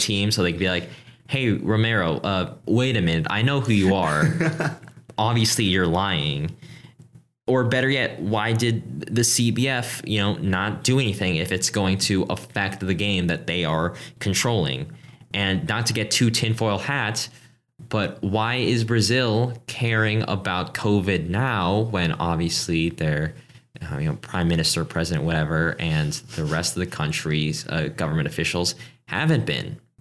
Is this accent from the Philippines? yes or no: yes; Philippines; I'm from the Philippines